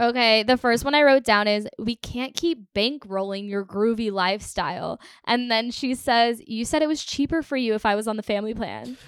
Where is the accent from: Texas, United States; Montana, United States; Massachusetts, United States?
Texas, United States; I grew up in Texas, famously, and we had one year of school where we only learned about Texas history